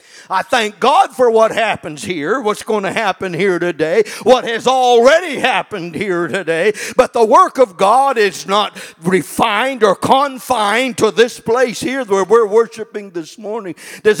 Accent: McAdam, New Brunswick, Canada; I was 2 years old, born and raised in McAdam, and my parents came into the church when I was two.

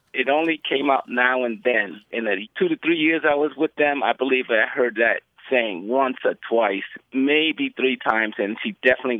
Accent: New York City, New York, United States; also born or lived in Charleston, South Carolina; now in San Diego, United States; Well, I'm originally from New York City. I was born and raised there, but I also used to live with my grandmother and grandfather in Charleston, South Carolina when I was very young, about 11, 12.

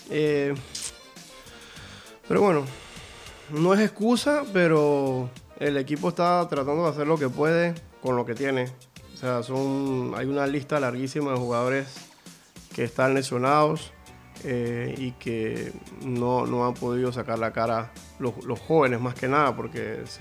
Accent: Catalonia, Spain; Ah, yo, no, yo soy, un, catalán de estos que soy.

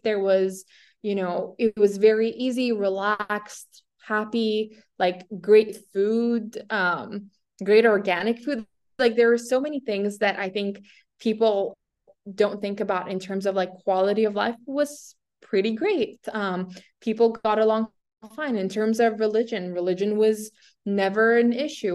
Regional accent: Syria; moved away; being born in Syria

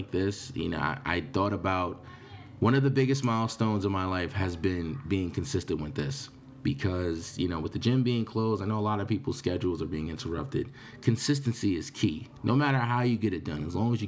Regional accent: New York, United States; I'm from New York.

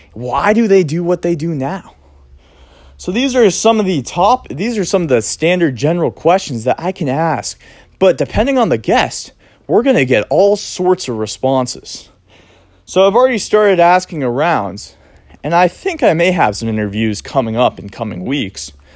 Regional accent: Cape Cod, Massachusetts, United States; I grew up here on Cape Cod, Massachusetts

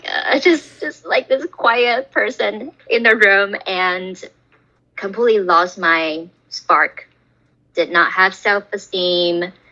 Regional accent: Taiwan; moved away as an adult; now in Los Angeles, United States; I am an immigrant from Taiwan. I moved to LA directly from Taiwan almost 10 years ago now.

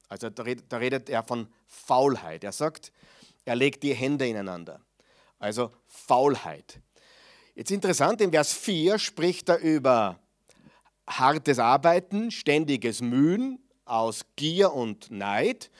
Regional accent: Mödling, Lower Austria, Austria; bei uns in Mödling

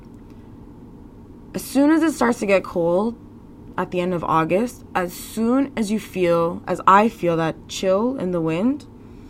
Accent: Canada; being a Canadian

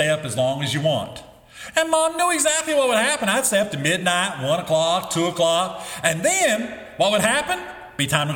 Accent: the Bible Belt, United States; When I was growing up in the Bible Belt, it seemed like everybody went to church

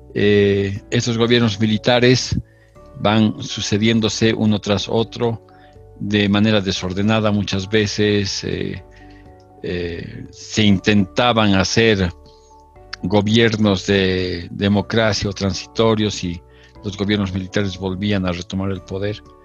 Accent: Bolivia; continuamos siendo el, el tercer país más grande de, de Sudamérica

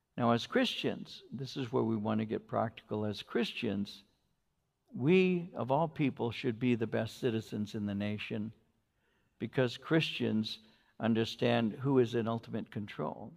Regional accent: United States; I'm an American

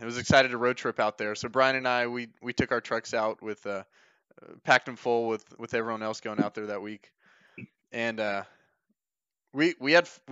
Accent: Georgia, United States; We all grew up in Georgia

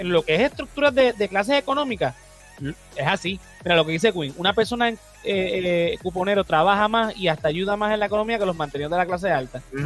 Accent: Puerto Rico; como puertorriqueños

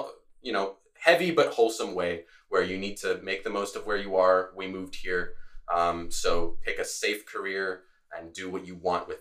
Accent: Latvia; now in Gainesville, United States; I'm originally from Latvia. It's a country in the Northeast Europe, northeastern part of Europe, I should say. So I grew up speaking Latvian, Russian, and English.

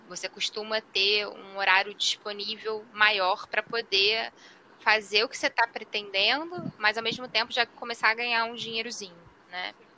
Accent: Rio de Janeiro, Brazil; Eu, como sou do Rio de Janeiro

